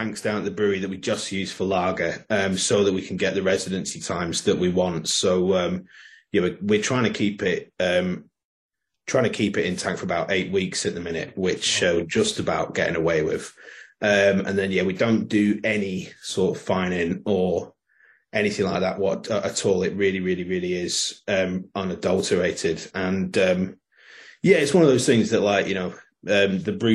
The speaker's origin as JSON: {"language": "English", "area": "South Cumbria, Lake District", "region": "North West England", "country": "United Kingdom", "also_born_or_lived": "Scotland", "said": "we're from South Cumbria, from the Lake District"}